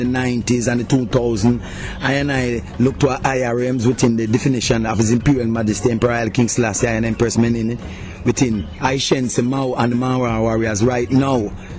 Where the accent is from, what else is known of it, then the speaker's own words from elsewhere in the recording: Kingston, Jamaica; also born or lived in Central Village; Well, I and I come from Trench Town, you know, the town where the musical showdown always been held